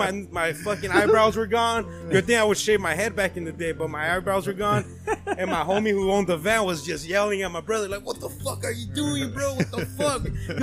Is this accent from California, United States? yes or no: yes; California, United States; we grew up in Cali